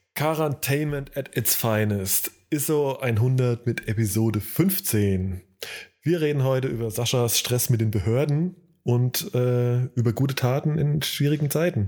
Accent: Hesse, Germany; now in North Rhine-Westphalia, Germany; jetzt zwar ja auch gebürtiger Hesse, aber mittlerweile ja äh, Bürger des, äh, von NRW

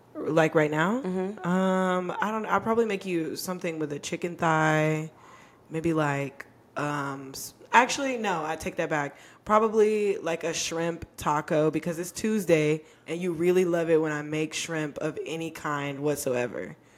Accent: Texas, United States; also born or lived in Arizona; I grew up in Texas

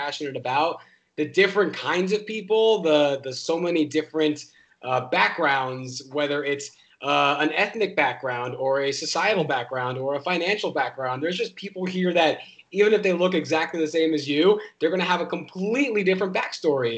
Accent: New York, United States; as a New Yorker

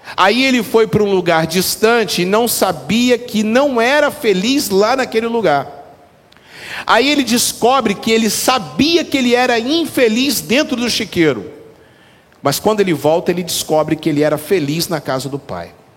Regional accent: Brazil; eu sou brasileiro

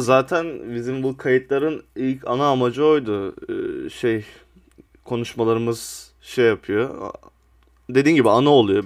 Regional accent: Sivas Province, Turkey; ben mesela kendim Sivaslıyım

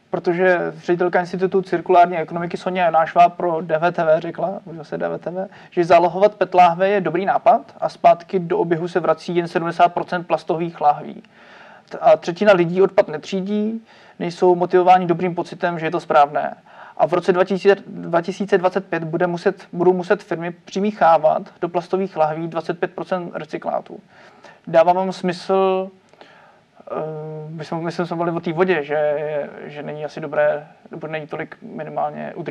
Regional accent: Czechia; když, když jsem normální Čech, chodím do práce, platím daně a třídím

